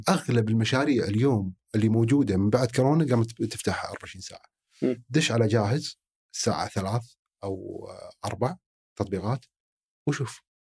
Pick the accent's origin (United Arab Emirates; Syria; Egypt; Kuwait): Kuwait; عندنا بالكويت